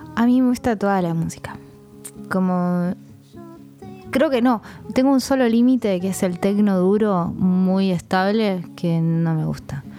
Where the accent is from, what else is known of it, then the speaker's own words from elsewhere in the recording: Argentina; yo soy eh, argentina